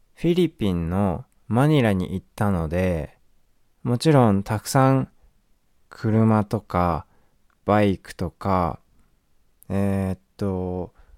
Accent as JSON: {"language": "Japanese", "country": "Japan", "said": "日本です"}